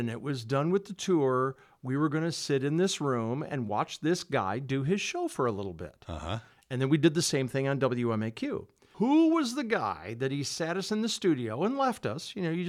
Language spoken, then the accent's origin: English; Rockford, Illinois, United States; I grew up on the West Side, obviously, right. Going to Auburn.